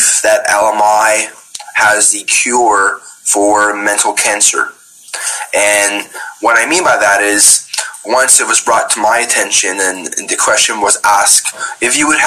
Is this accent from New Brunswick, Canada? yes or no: yes; Bouctouche, New Brunswick, Canada; I'm from Bouctouche, obviously Acadian.